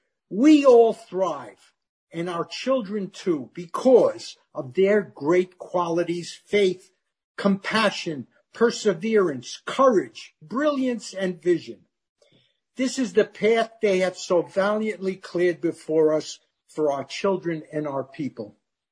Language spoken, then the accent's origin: English; Germany; born there; And I was born in Germany right after the war, where they actually had a romance in concentration camp, if you can believe that.